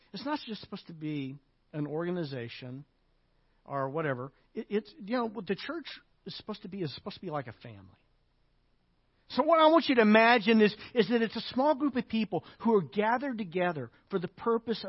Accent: Arkansas, United States; I'm from Arkansas.

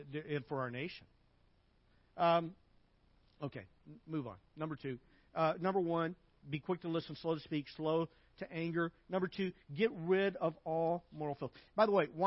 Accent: Arkansas, United States; I grew up in Arkansas

